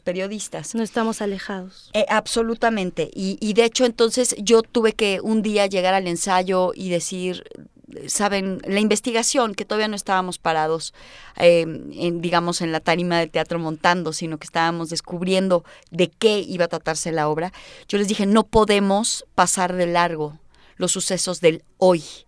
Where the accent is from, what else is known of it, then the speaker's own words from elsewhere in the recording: Mexico; yo nací en México